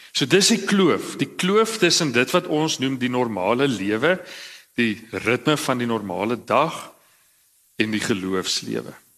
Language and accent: Afrikaans; Cradock, Eastern Cape, South Africa; ek kom uit Kraddock uit.